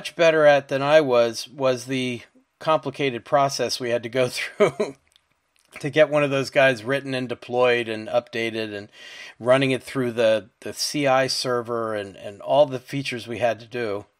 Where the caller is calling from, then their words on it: Marlborough, Connecticut, United States; I'm podcasting from Marlborough, Connecticut